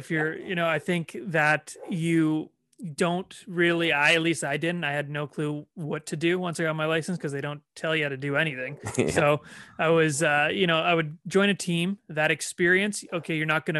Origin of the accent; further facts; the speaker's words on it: Toronto, Ontario, Canada; that was kind of my way to say, hey, I'm from Toronto.